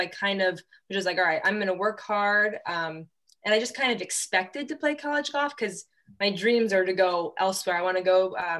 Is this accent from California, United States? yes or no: no; Westfield, Indiana, United States; So I'm from Westfield, Indiana.